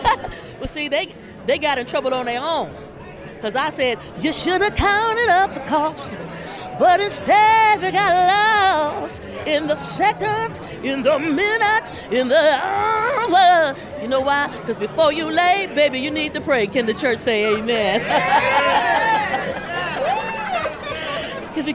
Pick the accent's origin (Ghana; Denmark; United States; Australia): United States; Toledo, Ohio; I'm originally from Toledo.